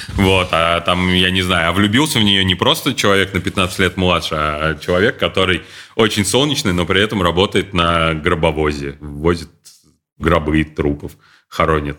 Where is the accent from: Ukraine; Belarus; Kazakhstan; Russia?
Russia; Kazan, Tatarstan; мы из Казани, и там вот этот вот гопнический сленг очень был э, распространен